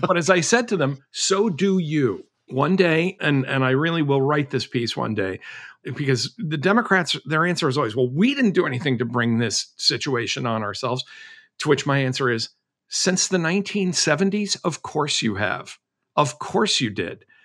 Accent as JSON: {"language": "English", "region": "Massachusetts", "country": "United States", "tie": "born or raised there", "said": "when I was a kid growing up in Massachusetts"}